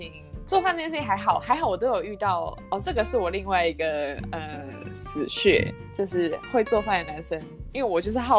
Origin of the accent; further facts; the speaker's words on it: Taiwan; moved away; also born or lived in Europe; 我是台湾来，